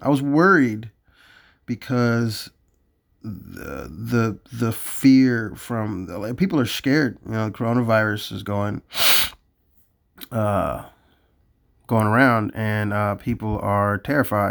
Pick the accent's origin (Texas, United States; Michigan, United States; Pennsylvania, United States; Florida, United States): Florida, United States; I'm from Florida.